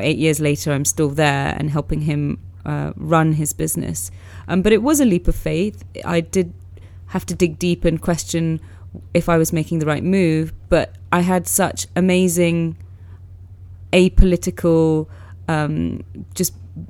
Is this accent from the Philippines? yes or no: no; London, United Kingdom; I grew up in Northwest London